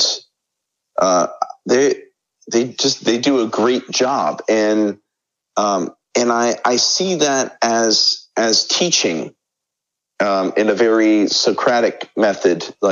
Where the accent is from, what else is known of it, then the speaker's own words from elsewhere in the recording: United States; moved away as an adult; now in South Korea; I am an American living in South Korea as an English